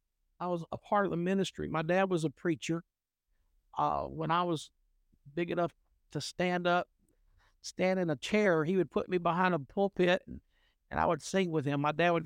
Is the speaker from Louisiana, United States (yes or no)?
yes; West Monroe, Louisiana, United States; Well, I was born in the St. Francis Hospital in Monroe, but was raised in West Monroe and in the metropolitan area that a lot of people know as Balcomville.